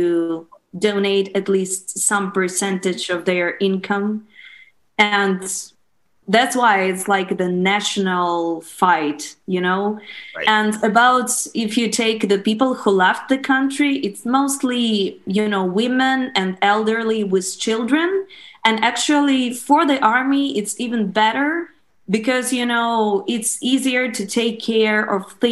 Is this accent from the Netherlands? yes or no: no; Ukraine